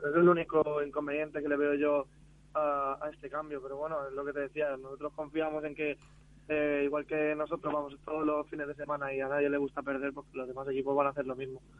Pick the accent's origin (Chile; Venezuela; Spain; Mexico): Spain; Picanya, Valencian Community; yo soy de Picaña, soy de pueblo al lado